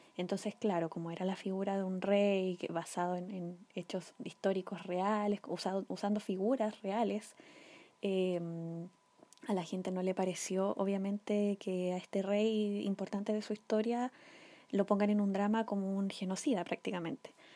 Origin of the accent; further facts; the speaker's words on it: Chile; acá en Chile, en mi país